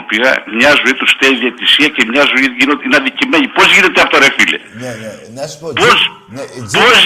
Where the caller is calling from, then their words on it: Thessaloniki, Central Macedonia, Greece; Είμαι από Θεσσαλονίκη, παίρνω Αριανό.